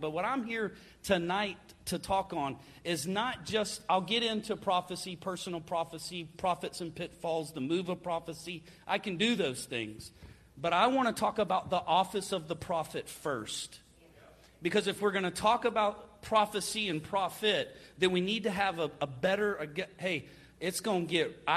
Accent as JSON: {"language": "English", "region": "Florida", "country": "United States", "said": "I'm from Florida"}